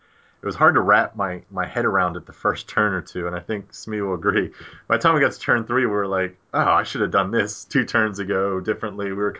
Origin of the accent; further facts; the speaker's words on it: Baltimore, Maryland, United States; accent: Baltimore; My Baltimore accent